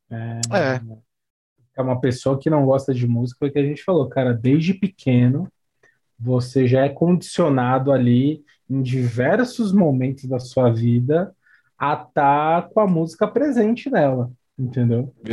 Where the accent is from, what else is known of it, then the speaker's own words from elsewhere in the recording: São Paulo, Brazil; born there; Eu nasci em São